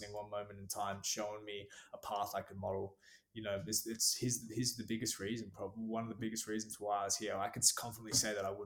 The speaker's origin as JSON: {"language": "English", "town": "Gold Coast", "region": "Queensland", "country": "Australia", "said": "I'm from the Gold Coast, Australia. It's like a surf town on the east coast of Australia"}